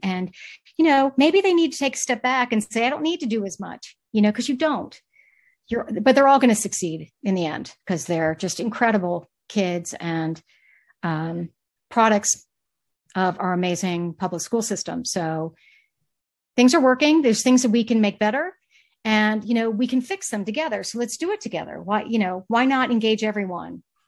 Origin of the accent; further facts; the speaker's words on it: Charlotte, North Carolina, United States; moved away as an adult; also born or lived in Maryland / San Francisco; now in Santa Barbara, United States; I originally born and raised in the Southeast, uh, Charlotte, North Carolina